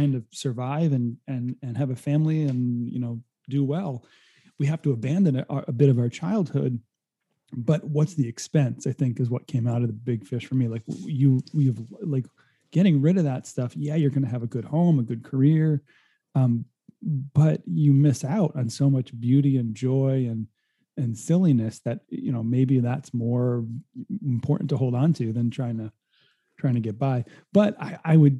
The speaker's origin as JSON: {"language": "English", "region": "Rhode Island", "country": "United States", "tie": "born or raised there", "moved": "as an adult", "lives_now": "California, United States", "said": "I grew up in Rhode Island and spent a lot of time at a summer camp in New Hampshire"}